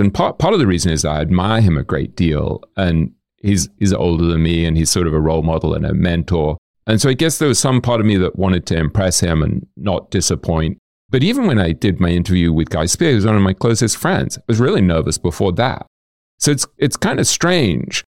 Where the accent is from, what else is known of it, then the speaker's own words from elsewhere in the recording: London, United Kingdom; moved away as an adult; also born or lived in New York / Boston / Hong Kong; I grew up in London and then I moved to New York when I was maybe twenty, twenty-one.